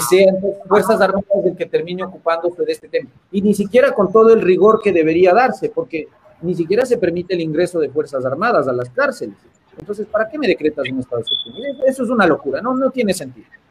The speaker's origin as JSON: {"language": "Spanish", "country": "Ecuador", "said": "como ecuatorianos y buenos latinoamericanos"}